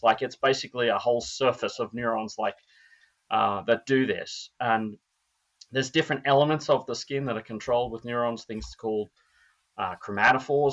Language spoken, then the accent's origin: English; Australia; now in Minnesota, United States; I'm Australian.